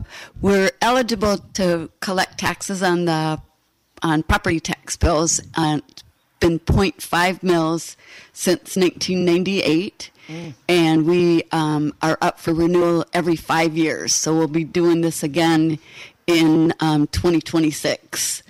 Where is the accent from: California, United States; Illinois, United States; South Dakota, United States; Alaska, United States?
Alaska, United States; moved away as an adult; also born or lived in Pennsylvania / West Coast; now in Michigan, United States; Originally born in Pennsylvania, moved to the West Coast when I was 2, and then up to Alaska when I was 4.